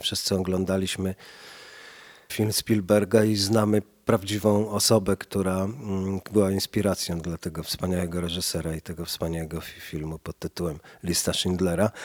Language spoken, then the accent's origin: Polish; Warsaw, Masovian Voivodeship, Poland; ja się wychowywałem na podwórku obok, a Mirabelka rosła na obecnie to jest Andersa 10, dawniej Nowotki 10, a jeszcze dawniej y, ulica częściowo Nowolipki